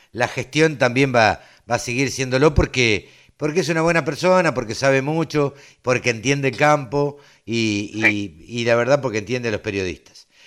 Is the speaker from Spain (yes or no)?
no; Argentina; somos ansiosos los argentinos.